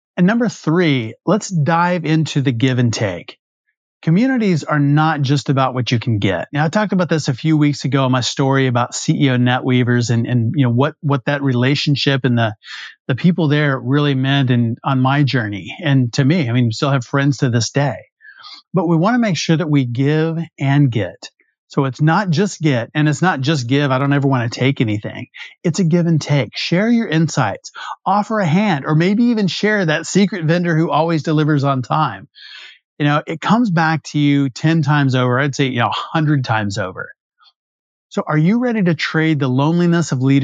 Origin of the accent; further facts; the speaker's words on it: West Texas, United States; I'm from Friday Night Lights country in West Texas